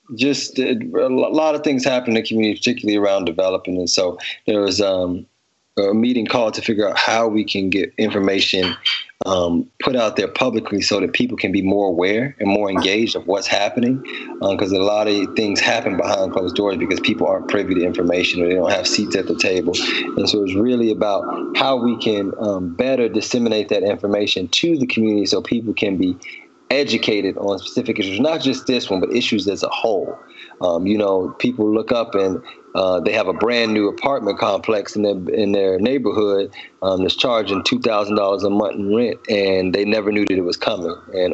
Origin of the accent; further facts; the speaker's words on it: Chicago, Illinois, United States; moved away as an adult; now in Baltimore, United States; I'm originally from Chicago and Baltimore is home now.